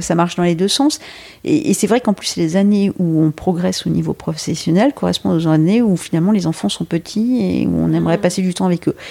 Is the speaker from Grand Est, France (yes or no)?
no; Brittany, France; also born or lived in Lille; now in Paris, France; je suis originaire de Bretagne